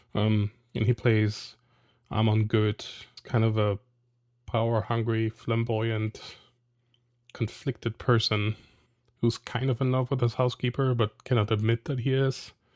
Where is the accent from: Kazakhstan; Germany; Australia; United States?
Germany; moved away; I'm from Germany